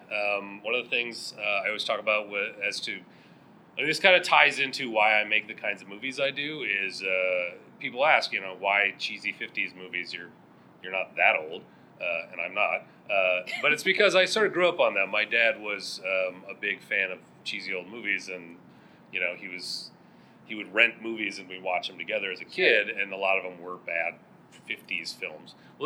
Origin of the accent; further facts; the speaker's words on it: Minnesota, United States; I'm from Minnesota